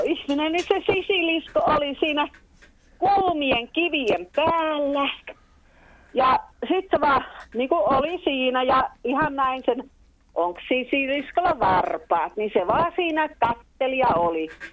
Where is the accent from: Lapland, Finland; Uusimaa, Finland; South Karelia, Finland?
South Karelia, Finland; also born or lived in Taipalsaari; Meillä Etelä-Karjalassa tehdään vastoja.